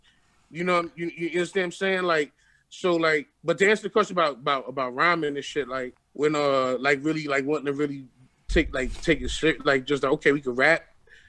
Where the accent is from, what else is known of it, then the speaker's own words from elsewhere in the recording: Bed-Stuy, New York, United States; Grow up, literally, like I grew up in Bed-Stuy, man.